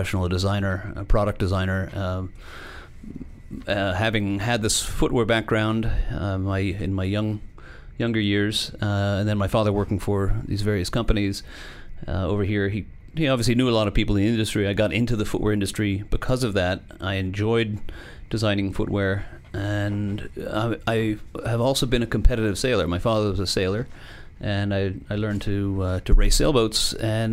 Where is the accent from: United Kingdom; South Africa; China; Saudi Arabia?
United Kingdom; South West England; moved away; I was born in Southwest England. Very close to the home of Clarks of England